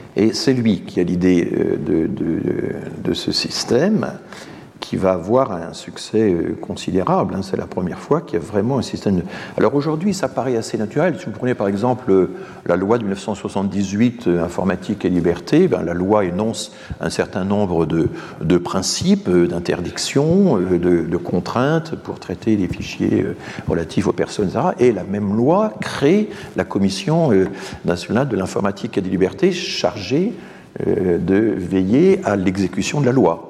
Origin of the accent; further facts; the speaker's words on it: Strasbourg, Grand Est, France; je suis strasbourgeois